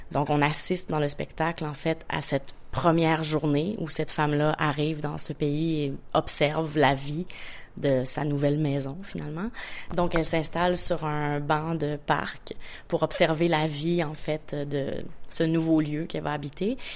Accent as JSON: {"language": "French", "region": "Quebec", "country": "Canada", "said": "Euh, je suis une Québécoise en tournée en Corée en ce moment"}